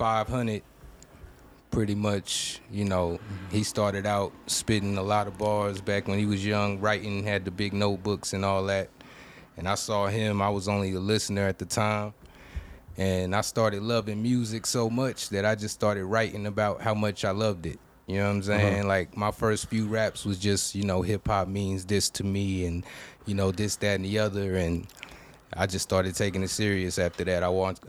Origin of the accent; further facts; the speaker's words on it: Houston, Texas, United States; I'm from Houston, and we was listening to …, …, …, ….